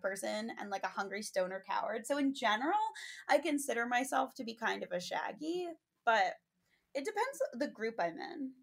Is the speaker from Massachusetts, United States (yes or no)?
yes; Five College area, Massachusetts, United States; growing up in the Five College area